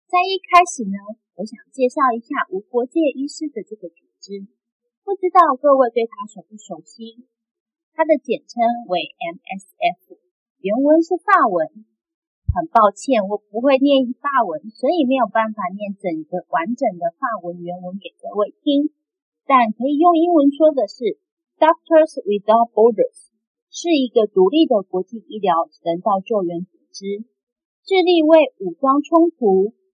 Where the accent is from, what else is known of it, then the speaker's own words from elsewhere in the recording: Taiwan; 我们出生在台湾